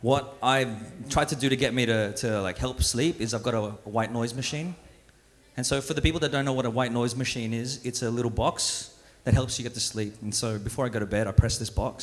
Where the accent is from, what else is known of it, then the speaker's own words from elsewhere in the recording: Australia; also born or lived in Philippines; I was born in the Philippines and I grew up here in Australia